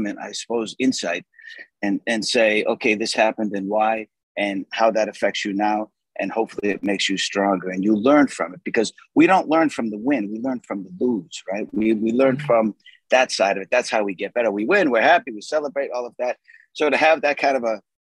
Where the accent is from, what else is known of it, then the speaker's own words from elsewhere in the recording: Boston, Massachusetts, United States; moved away; also born or lived in Arizona; I'm from South Boston